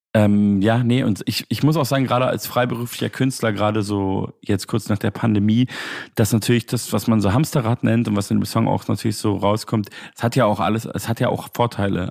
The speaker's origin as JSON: {"language": "German", "town": "Munich", "region": "Bavaria", "country": "Germany", "said": "Ich komme ja eigentlich aus München"}